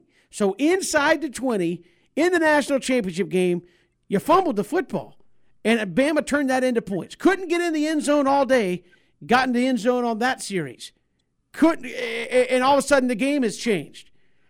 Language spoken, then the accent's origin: English; Valdosta, Georgia, United States; I'm from Valdosta. You're from like 100 miles up the road in Blackshear, and that's it.